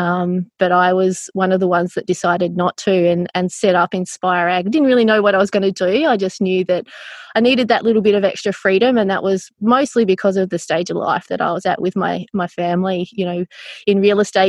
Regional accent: northwest coast of Tasmania, Australia; I grew up on the northwest coast of Tassie

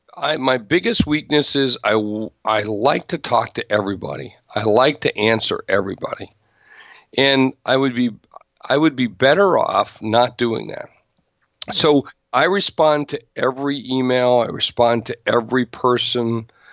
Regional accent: South Dakota, United States; I grew up in South Dakota, and I'm from a state that, you know, most people only know on the map.

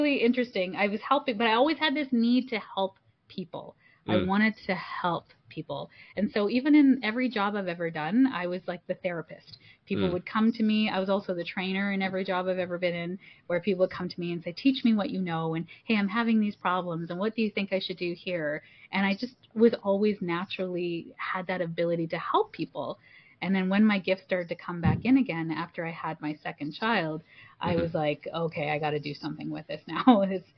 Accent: Toronto, Ontario, Canada; I'm first generation Canadian. And my parents are, my mom's from Malaysia and my dad's from India. And so coming here and being first generation Canadian, I was born in Toronto

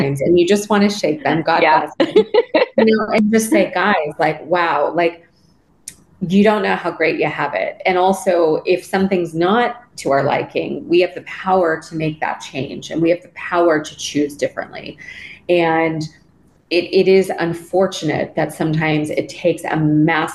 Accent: Los Angeles, California, United States; I grew up in Los Angeles.

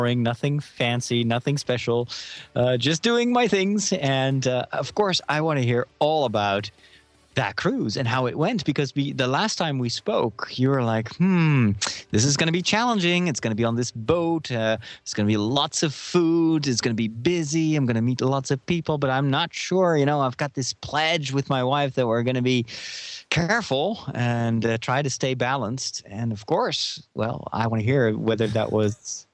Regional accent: Netherlands; And I am from Holland

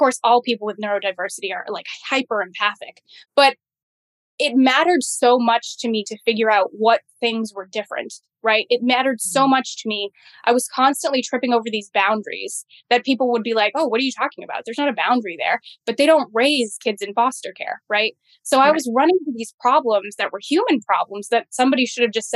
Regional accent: Massachusetts, United States; I grew up in the Massachusetts foster care system

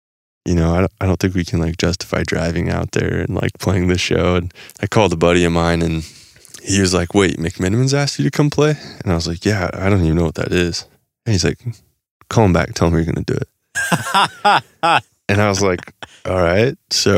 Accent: Nebraska, United States; Actually, when we grew up in Nebraska, and we would play places people couldn't remember who we were, like telling us apart.

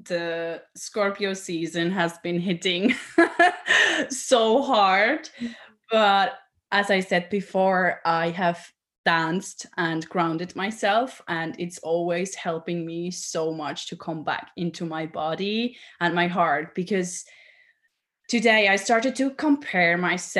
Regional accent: Switzerland; I'm from Switzerland, so I am, yeah, quite far away from you

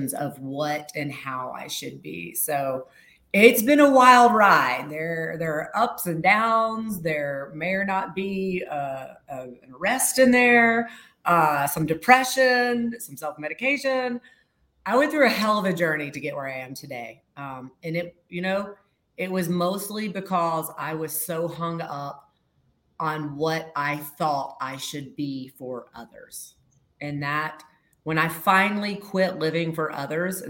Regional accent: the South, United States; moved away as an adult; I was raised in the South. So I was raised with some pretty stereotypical Southern lady expectations

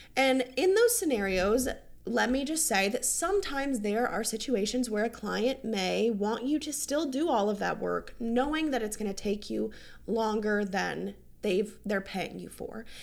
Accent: North Carolina, United States; now in Hilton Head, United States; I'm from North Carolina

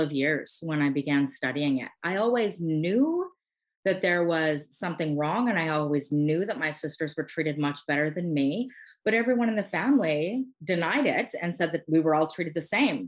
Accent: Canada; I'm a Canadian. I live on the East Coast of Canada.

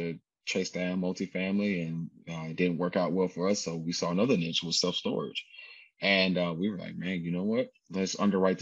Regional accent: Atlanta, Georgia, United States; I grew up in Atlanta

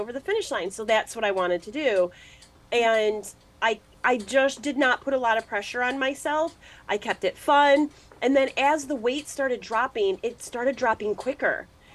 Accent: Midwest, United States; I'm from the Midwest

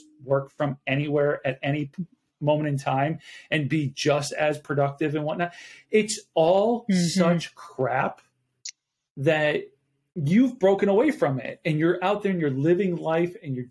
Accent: Buffalo, New York, United States; now in Arizona, United States; I'm originally from Buffalo, New York

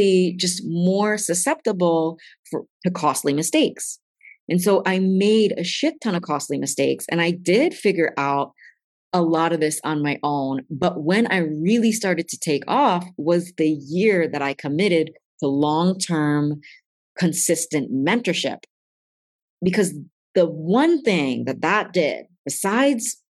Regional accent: East Coast, United States; accent: East Coast; my accent's coming out because I'm getting East Coast fierce about this

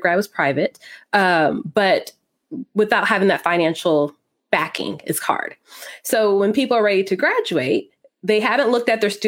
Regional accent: Texas, United States; I live a little north of Dallas. I'm a Texan Air Force brat, though.

